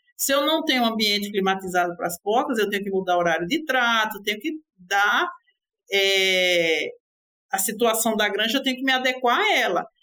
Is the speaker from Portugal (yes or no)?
no; Recife, Pernambuco, Brazil; minha terra ficou, que é Recife, Pernambuco